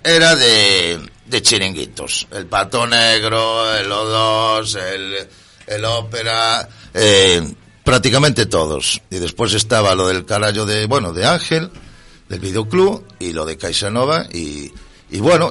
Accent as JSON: {"language": "Spanish", "town": "A Coruña", "region": "Galicia", "country": "Spain", "said": "soy de aquí, de Coruña"}